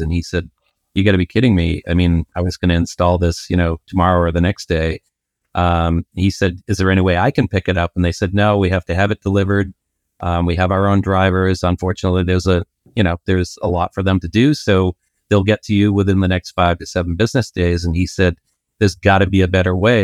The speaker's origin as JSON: {"language": "English", "town": "Boston", "region": "Massachusetts", "country": "United States", "said": "I'm from Boston."}